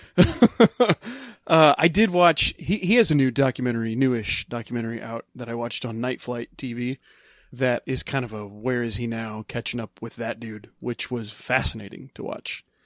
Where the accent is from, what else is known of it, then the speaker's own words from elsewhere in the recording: Midwest, United States; I grew up in the Midwest in the late nineteen eighties at the tail end of the Satanic Panic in a very religious family.